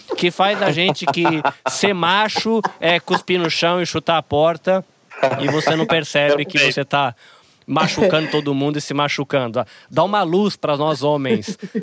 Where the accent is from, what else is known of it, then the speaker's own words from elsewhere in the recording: Brazil; moved away as an adult; now in Japan; eu como brasileiro vindo pra cá, que eu como esse peixinho que nasceu no aquário do Brasil